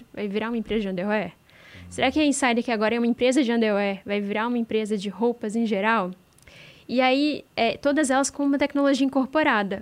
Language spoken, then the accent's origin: Portuguese; Juiz de Fora, Minas Gerais, Brazil; eu sou do interior de Minas é, de Juiz de Fora